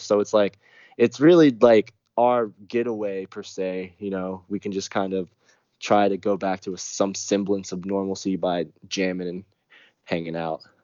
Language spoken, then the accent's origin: English; Texas, United States; the South, man. I'm from Texas